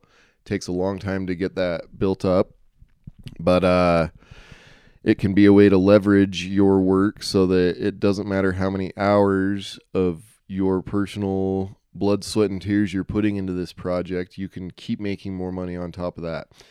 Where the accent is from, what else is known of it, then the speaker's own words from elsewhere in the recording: Utah, United States; I'm from Utah